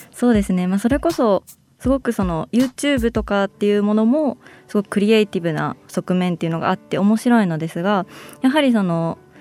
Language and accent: Japanese; Sendai, Miyagi, Japan; moved away as an adult; now in Tokyo, Japan; 地元が仙台市